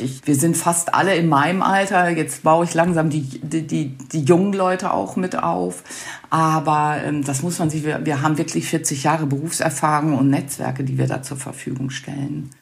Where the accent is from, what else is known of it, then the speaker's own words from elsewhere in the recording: North Rhine-Westphalia, Germany; Ich komme ja aus Nordrhein-Westfalen